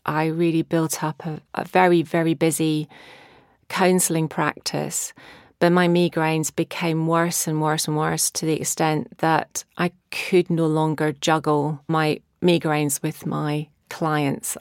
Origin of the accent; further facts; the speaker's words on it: Scotland, United Kingdom; now in Brighton, United Kingdom; growing up in Scotland